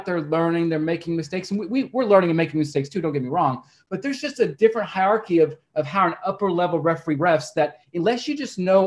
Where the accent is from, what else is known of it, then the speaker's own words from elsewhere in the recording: Oklahoma, United States; also born or lived in Arizona; I'm from Oklahoma